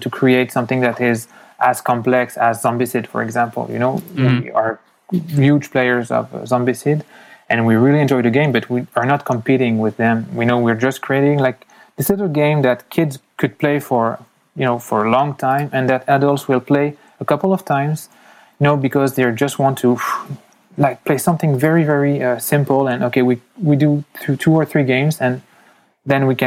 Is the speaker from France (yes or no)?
yes; France; accent: French; moved away as an adult; also born or lived in United States; now in Canada; I was born in the U.S., I left. I know my accent sounds really French, but I have the explanation for that. So I was in the U.S. My mother went back to France when I was 4. So I spent 15 years in France, and now I've been living in Canada since 15 years too.